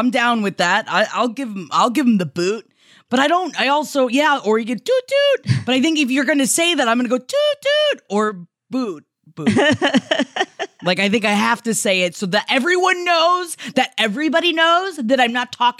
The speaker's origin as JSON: {"language": "English", "region": "Ohio", "country": "United States", "said": "And I'm from Ohio, which means there was no regional specific thing that would connect Smokey Joe back to Holden."}